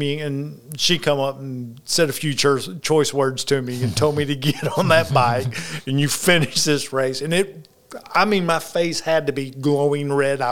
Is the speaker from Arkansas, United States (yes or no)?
yes; the rice fields of Arkansas, United States; I'm from the rice fields of Arkansas